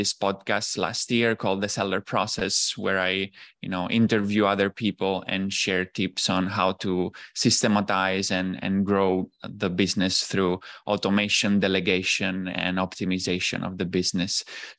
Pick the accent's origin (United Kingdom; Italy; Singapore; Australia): Italy; English is a second language; moved away as an adult; also born or lived in Shanghai, China; I'm originally from Italy. After basically university, I graduated in economics, and then I went on with like a master program that basically got me into an internship in Shanghai.